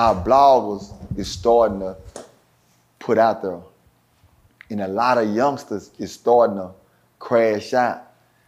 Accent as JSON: {"language": "English", "town": "Dallas", "region": "Texas", "country": "United States", "said": "I'm speaking from Dallas because it's where I'm from"}